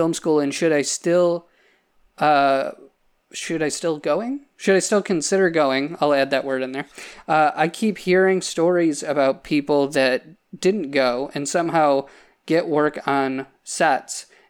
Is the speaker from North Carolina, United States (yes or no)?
no; Salamanca, New York, United States; I grew up in Salamaca in Cattaraugus County, couldn't be farther away from Hollywood